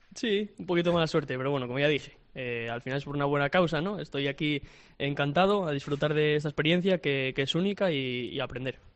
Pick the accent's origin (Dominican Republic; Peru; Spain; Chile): Spain; Oviedo, Asturias; yo soy de Oviedo, nacido en Oviedo y toda la vida viví enfrente del Tartiere incluso